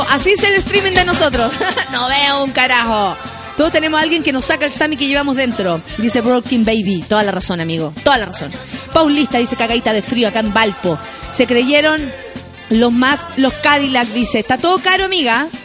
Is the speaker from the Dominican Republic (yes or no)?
yes; Dominican Republic; Soy dominicana, no tengo el acento, pero te queda genial. Yo no, tengo acento de dominicana, no sé cómo hablan los dominicanos.